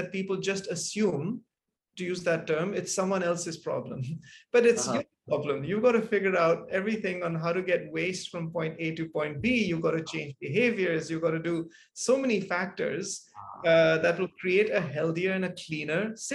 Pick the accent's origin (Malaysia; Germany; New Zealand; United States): Malaysia; moved away; also born or lived in Singapore; growing up in Malaysia and then in Singapore